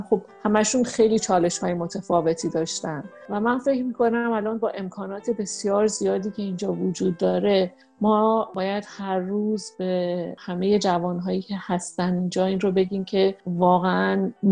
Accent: Tehran, Tehran Province, Iran; moved away; واسه من که تهرانی هستم

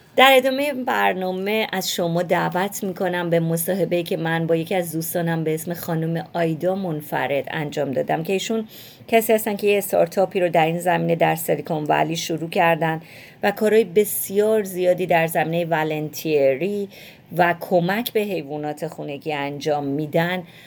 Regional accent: Iran; moved away; همیشه با گربه بزرگ شدیم اونطوری که من یادمه خب مسلما توی ایران شاید نوع نگاه فرق بکنه اما به عنوان یه بچه

